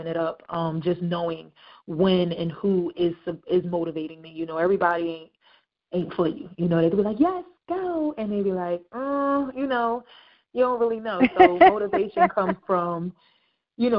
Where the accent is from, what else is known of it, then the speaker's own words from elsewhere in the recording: Camden, New Jersey, United States; I'm from Camden